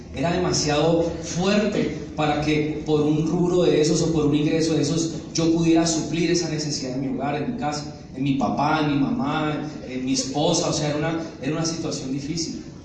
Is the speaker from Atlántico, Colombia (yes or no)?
no; Neiva, Huila, Colombia; moved away as an adult; also born or lived in El Doncello, Caquetá / Medellín / Montería, Córdoba; Yo nací en un pueblito que se llama El Doncello, en el Caquetá. Yo me crié, estudié en Neiva